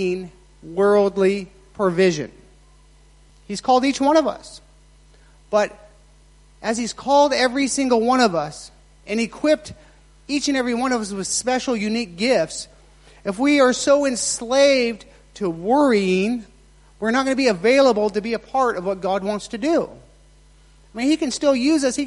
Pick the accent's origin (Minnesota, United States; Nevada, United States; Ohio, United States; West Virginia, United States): Nevada, United States; moved away; I was raised in Nevada.